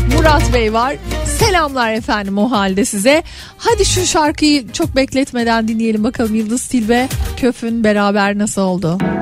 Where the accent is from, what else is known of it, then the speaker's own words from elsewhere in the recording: Yeşilköy, Istanbul, Turkey; benim hani böyle lise yıllarımın en çok geçtiği yerdir Yeşilköy